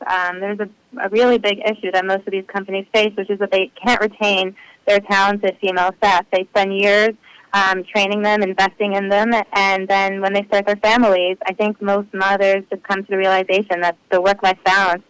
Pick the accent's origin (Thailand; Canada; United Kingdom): Canada; Ottawa, Ontario; now in New Jersey, United States; I grew up in Ottawa, Canada